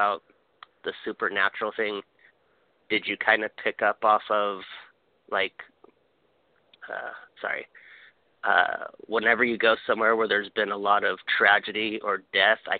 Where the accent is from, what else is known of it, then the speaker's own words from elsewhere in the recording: Hawaii, United States; I'm from Hawaii